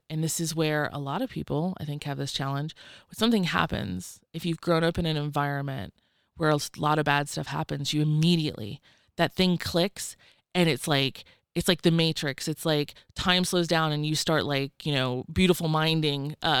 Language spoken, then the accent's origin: English; the South, United States; I grew up in the South. Rednecks love their fucking coin jars, okay?